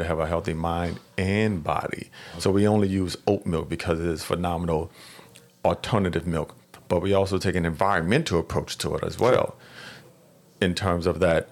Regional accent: New Orleans, Louisiana, United States; moved away as an adult; also born or lived in Atlanta / Washington, D.C.; I'm from New Orleans

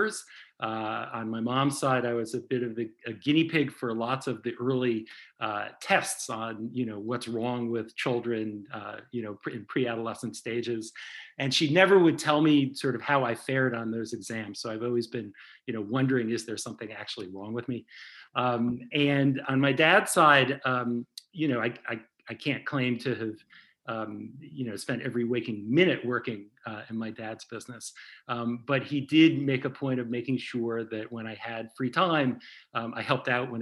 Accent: New Haven, Connecticut, United States; moved away as an adult; also born or lived in New York; now in Boston, United States; I grew up in New Haven, Connecticut, and have spent almost my entire life in the Northeast

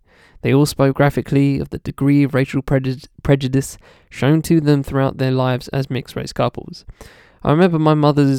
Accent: Liverpool, North West England, United Kingdom; I am a 73-year-old retired university lecturer, born and raised in Liverpool. But I'm black, you see, so my nationality always seems to be under question. In fact, not only am I black British, but so were my parents, my grandparents

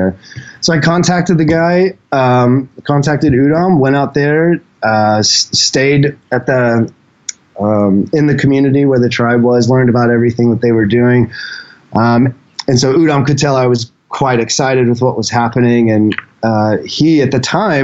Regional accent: Indianapolis, Indiana, United States; moved away as an adult; also born or lived in Seattle, United States; now in Thailand; born and raised in Indianapolis, and was out in Seattle for about 6 years before I came to Thailand

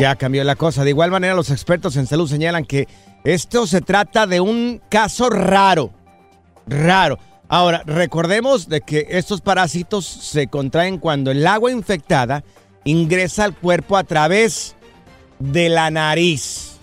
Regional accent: Miraplanes, Jalisco, Mexico; moved away; Soy de Miraplanes, en el estado de Jalisco. Es un ranchito.

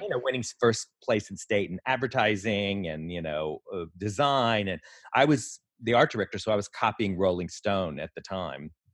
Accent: Texas, United States; moved away as an adult; also born or lived in Houston / New York; I was born in Texas

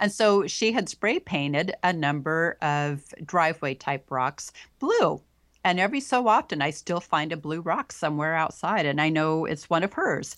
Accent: Pacific Northwest, United States; I was born and raised here in the Pacific Northwest

